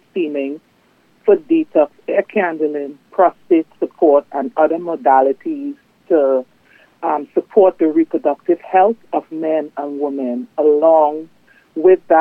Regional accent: Trinidad & Tobago; accent: strong accent; moved away; I am originally from Trinidad and Tobago

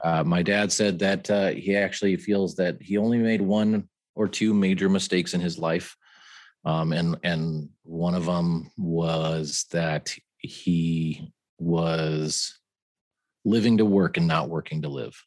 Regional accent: San Francisco Bay Area, California, United States; moved away as an adult; also born or lived in Santa Clara, California; now in Arizona, United States; I'm from the San Francisco Bay Area

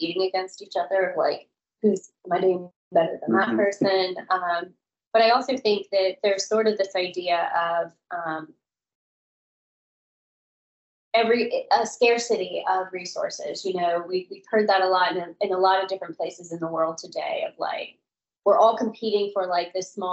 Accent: Florida, United States; moved away as an adult; also born or lived in Washington, D.C.; I'm from Florida originally, but I worked in D.C. for a long time.

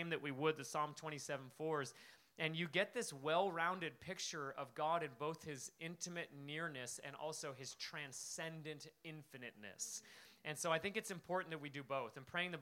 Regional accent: Alaska, United States; moved away as an adult; also born or lived in Spokane, Washington; I came from Alaska

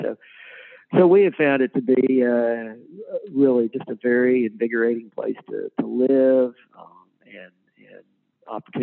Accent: Waco, Texas, United States; moved away as an adult; also born or lived in Louisville, Kentucky / Fort Worth, Texas; now in Norman, United States; I grew up in Texas, and grew up in a family of educators. My father taught American history at Baylor, and my mother taught English at a prep school there in Waco, Texas.

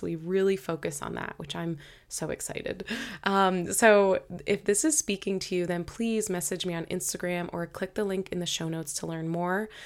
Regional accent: Boston, Massachusetts, United States; moved away as an adult; now in Hawaii, United States; my whole family is in Boston, so It's where I'm from

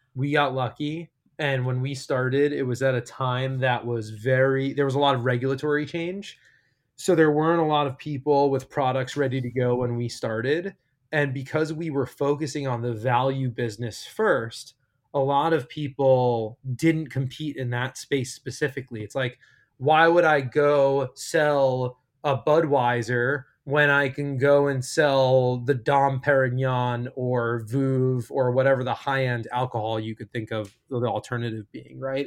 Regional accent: outside of New York City, United States; moved away as an adult; now in California, United States; I'm from New York, I grew up, born and raised outside of New York City

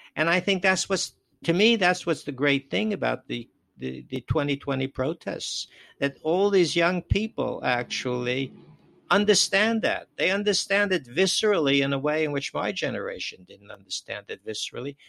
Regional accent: New York City, New York, United States; moved away; also born or lived in Wisconsin; I grew up in New York, of course, and in Brooklyn

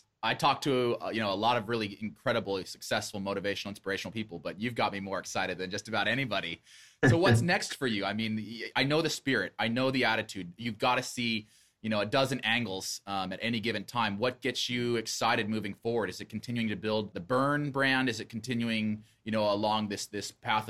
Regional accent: Boise, Idaho, United States; I grew up in Boise

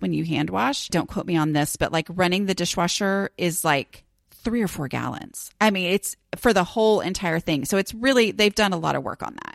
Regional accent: Dallas, Texas, United States; I am from Dallas

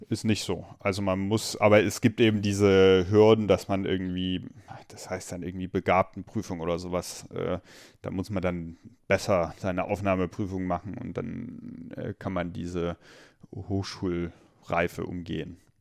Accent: Limburg, Hesse, Germany; also born or lived in Meissen, Saxony; in Limburg ähm, bin ich dann zwar aufgewachsen

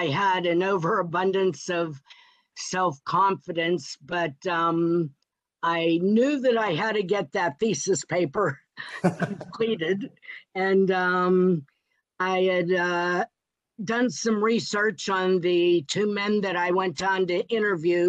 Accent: Pittsburgh, Pennsylvania, United States; my hometown

